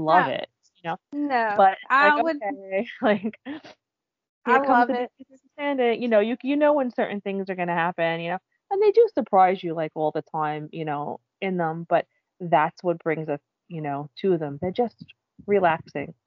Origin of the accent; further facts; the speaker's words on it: New York City, New York, United States; I grew up on Staten Island